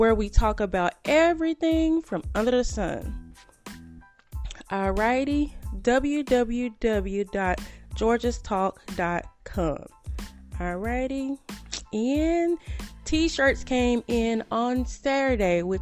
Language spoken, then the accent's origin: English; Greenville, Texas, United States; moved away; I'm from Greenville, Texas, as most of you good people know. And I reached out to a few people from my hometown